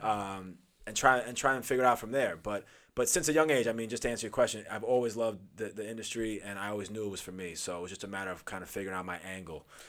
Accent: Huntington, New York, United States; also born or lived in Los Angeles, California; I'm from Huntington

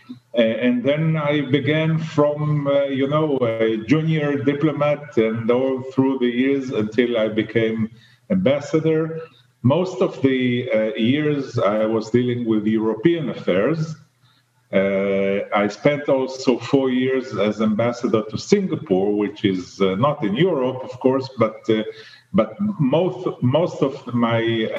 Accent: Tel Aviv, Tel Aviv District, Israel; moved away as an adult; now in Sweden; I was born and I grew up in Tel Aviv

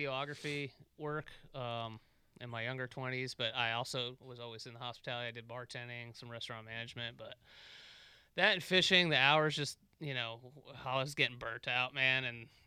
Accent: Tampa, Florida, United States; we grew up here, so, you know, we're, you know, born and raised in the Tampa area

